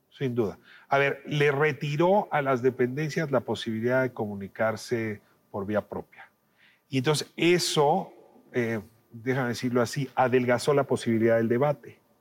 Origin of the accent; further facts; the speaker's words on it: Mexico; 8 de cada 10 mexicanas y mexicanos queríamos